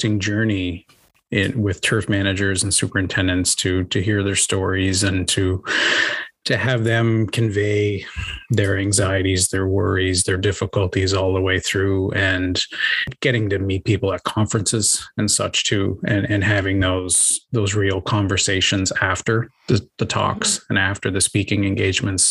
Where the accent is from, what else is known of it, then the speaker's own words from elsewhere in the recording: Prince Edward Island, Canada; also born or lived in Ontario; I grew up on Prince Edward Island and actually went to the University of PEI